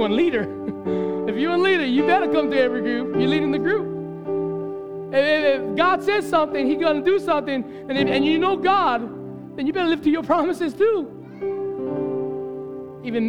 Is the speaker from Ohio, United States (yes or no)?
no; Hawaii, United States; as a Hawaiian, I'd never used that word growing up